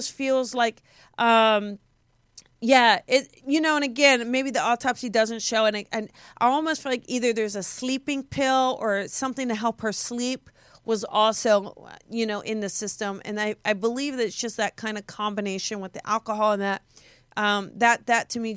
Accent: New Jersey, United States; moved away; I'm from South Jersey

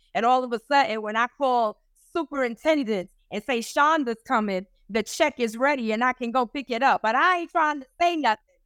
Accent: New York City, New York, United States; now in Rhode Island, United States; I'm from the Bronx

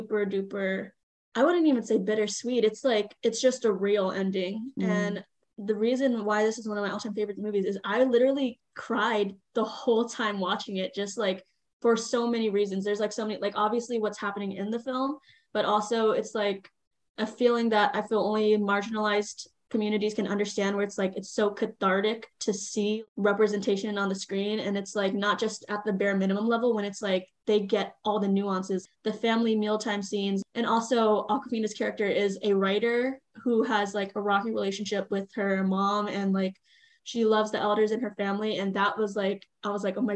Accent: United States; I am Chinese American

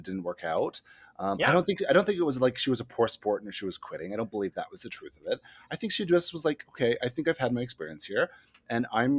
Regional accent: Smithers, British Columbia, Canada

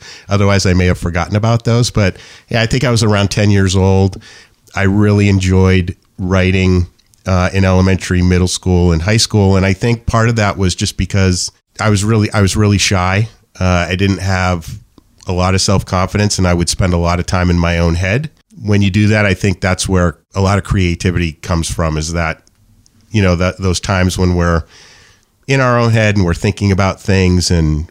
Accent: New Hampshire, United States; born there; I was born in New Hampshire. I've never left.

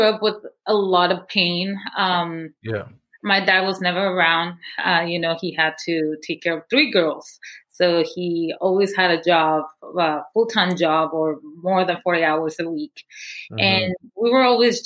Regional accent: Guatemala City, Guatemala Department, Guatemala; moved away; I was born and raised in Guatemala City

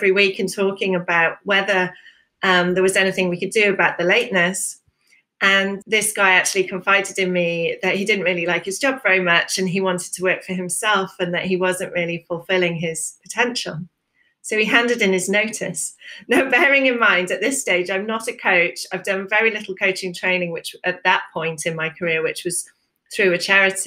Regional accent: United Kingdom; traditionally British, you know, as so many of us are

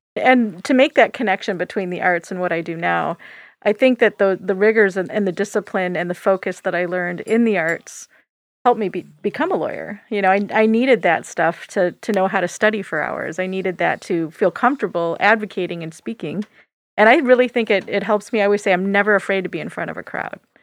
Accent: Michigan, United States; I grew up in Michigan

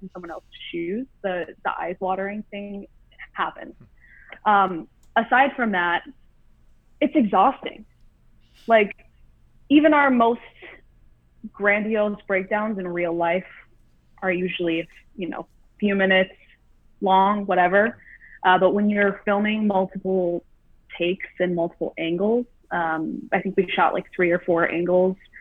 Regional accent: Southfield, Michigan, United States; moved away as an adult; now in California, United States; I'm born and raised in Southfield, Michigan, which is like a suburb outside of Detroit

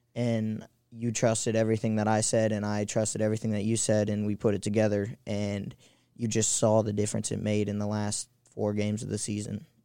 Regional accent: St. Louis, Missouri, United States; I'm from Saint Louis

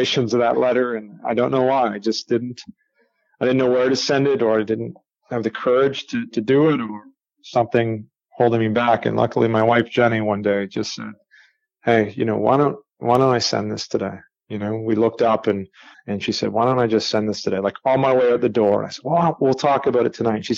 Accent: Canada; I grew up in Canada

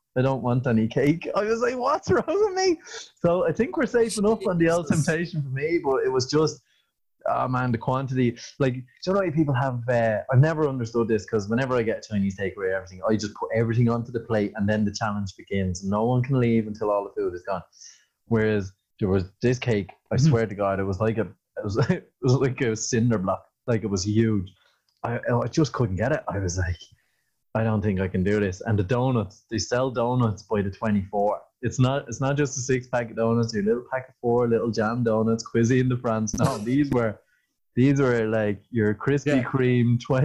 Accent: Ireland; We definitely lived up to the stereotype of being Irish

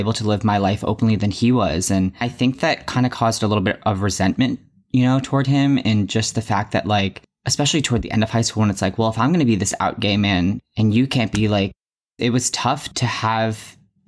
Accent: Massachusetts, United States; also born or lived in New York; I'm from Massachusetts and was born in New York

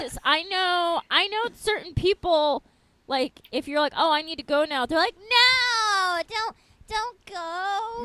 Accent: Long Island, New York, United States; where I grew up on Long Island

